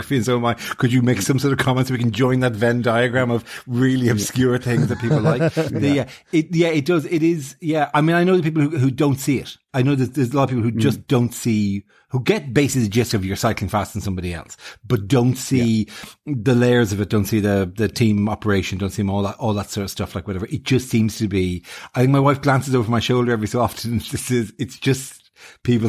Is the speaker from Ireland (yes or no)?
yes; Ireland; us in Ireland